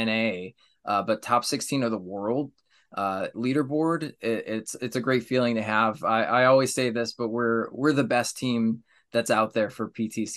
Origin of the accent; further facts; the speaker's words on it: New York, United States; I'm from New York